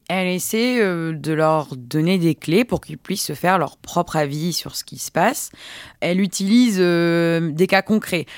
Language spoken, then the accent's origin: French; France; en tant que Français